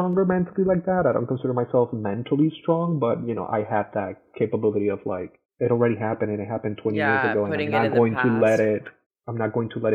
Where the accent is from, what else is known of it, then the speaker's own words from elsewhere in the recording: Caracas, Capital District, Venezuela; moved away as an adult; also born or lived in Florida; now in United States; we both, you know, were born and raised in Caracas, Venezuela